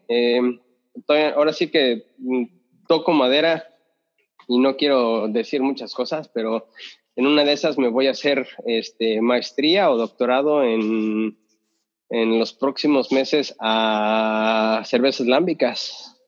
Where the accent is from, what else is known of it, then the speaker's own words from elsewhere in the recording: Mexico; moved away; yo de México